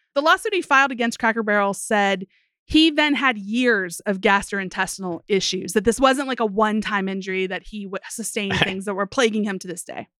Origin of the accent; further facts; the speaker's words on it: West Virginia, United States; I grew up in West Virginia